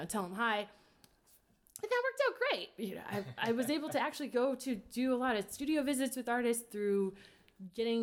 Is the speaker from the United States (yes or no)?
yes; Kansas City, Missouri, United States; moved away as an adult; now in New York, United States; I'm from Kansas City